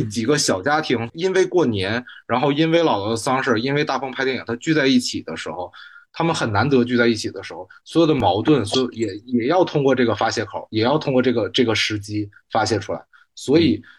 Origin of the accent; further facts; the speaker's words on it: Northeast China, China; moved away; also born or lived in Beijing; 我就是在东北小城市长大之后，后来又去的北京，再北京又读书啊，生活了几年